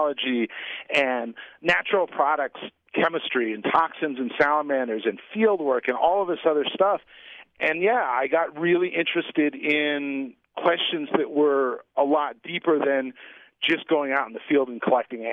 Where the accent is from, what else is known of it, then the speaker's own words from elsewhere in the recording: Pacific Northwest, United States; I grew up in the Pacific Northwest